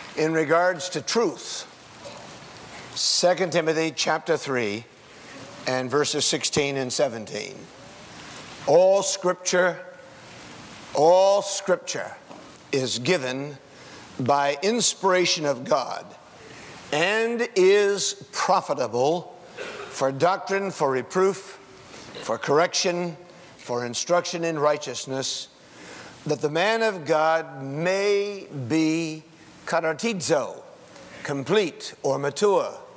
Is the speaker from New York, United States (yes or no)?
no; Winston-Salem, North Carolina, United States; I'm from Winston-Salem, North Carolina